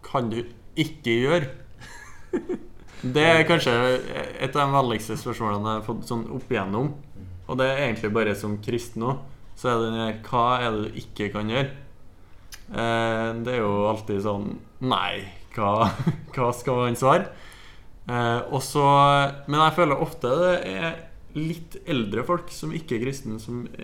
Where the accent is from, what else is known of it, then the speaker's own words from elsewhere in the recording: Halden, Østfold, Norway; men det er hjemme i Halden, ute på byens egen alkoholikerpub.